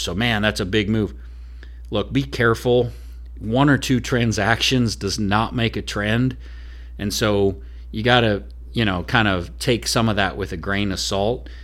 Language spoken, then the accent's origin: English; Oregon, United States; now in Nashville, United States; I'm originally from Oregon